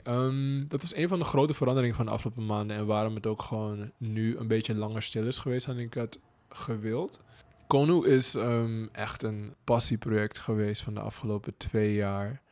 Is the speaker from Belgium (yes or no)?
no; Suriname; moved away as an adult; now in Netherlands; Als Surinamer, als zwarte man